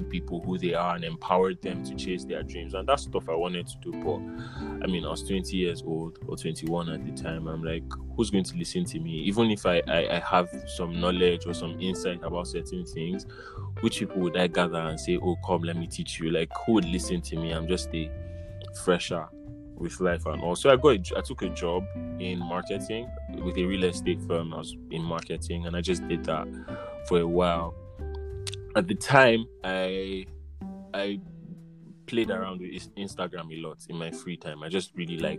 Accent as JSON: {"language": "English", "region": "Northern Nigeria", "country": "Nigeria", "tie": "born or raised there", "said": "I grew up in a conservative northern family in Nigeria"}